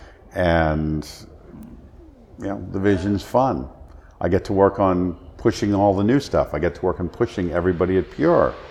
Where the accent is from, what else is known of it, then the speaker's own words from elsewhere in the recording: New Jersey, United States; I grew up in New Jersey